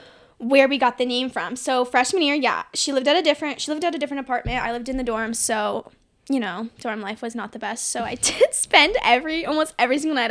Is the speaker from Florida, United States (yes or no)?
no; Arizona, United States; I was also born and raised in Arizona. Just graduated from Arizona State University as well.